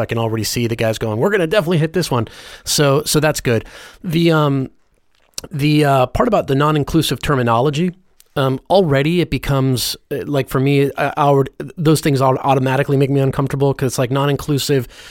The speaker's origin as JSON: {"language": "English", "town": "Los Angeles", "region": "California", "country": "United States", "tie": "born or raised there", "said": "as a Christian, like, g, g, growing up in Hollywood"}